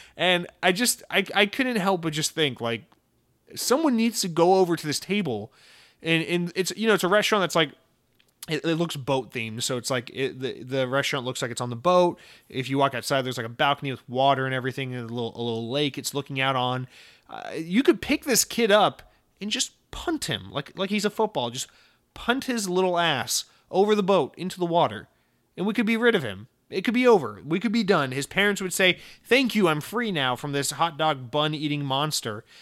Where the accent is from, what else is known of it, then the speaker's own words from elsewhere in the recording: United States; me as an American